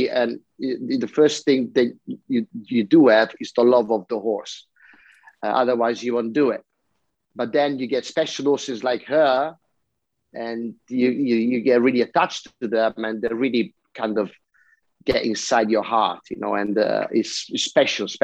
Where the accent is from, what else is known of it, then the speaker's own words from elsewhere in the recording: Italy; I come from Italy